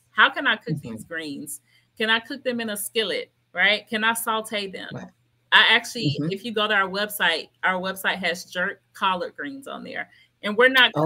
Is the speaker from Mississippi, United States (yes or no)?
no; Memphis, Tennessee, United States; I'm originally from Memphis, Tennessee. I grew up with grandmother cooking the greens